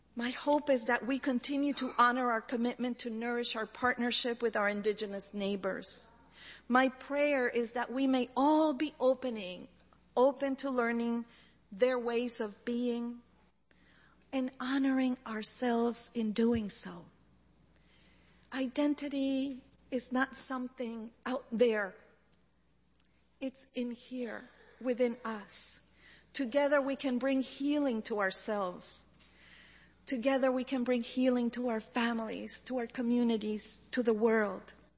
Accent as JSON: {"language": "English", "country": "Chile", "tie": "born or raised there", "moved": "yes", "said": "growing up in Chile"}